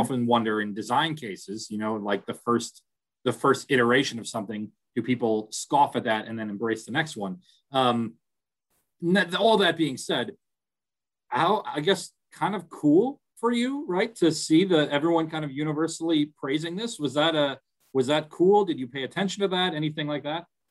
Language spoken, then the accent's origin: English; Milwaukee, Wisconsin, United States; moved away; I'm, I'm from Milwaukee originally